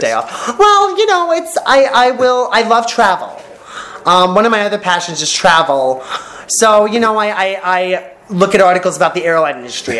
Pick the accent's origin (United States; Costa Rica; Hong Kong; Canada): United States; New York; moved away as an adult; now in California, United States; we are, both New Yorkers